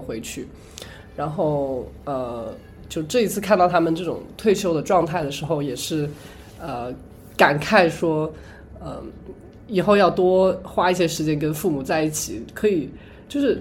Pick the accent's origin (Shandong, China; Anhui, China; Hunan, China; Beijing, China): Hunan, China; moved away as an adult; now in United States; 我们湖南那边一定要吃